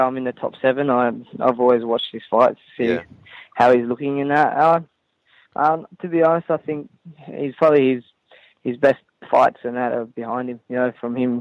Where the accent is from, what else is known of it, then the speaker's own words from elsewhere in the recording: Bunbury, Western Australia, Australia; I'm from Bunbury, so it's a little town, two hours down south from Perth